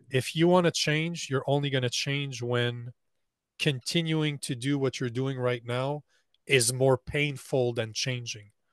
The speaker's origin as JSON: {"language": "English", "country": "Canada", "said": "I'm Canadian"}